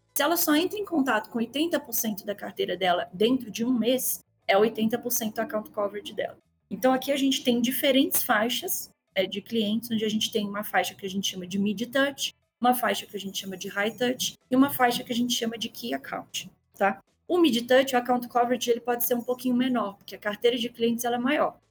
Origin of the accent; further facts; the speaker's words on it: Belo Horizonte, Minas Gerais, Brazil; accent: mineiro; Se meu sotaque não tiver entregado ainda, eu sou mineirinha, né, lá de BH.